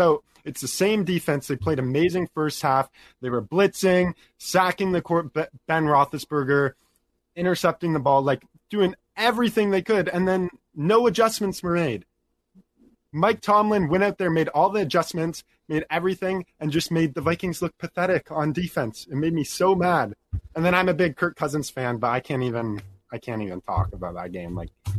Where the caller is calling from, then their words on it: Ontario, Canada; I'm calling from Canada, Ontario.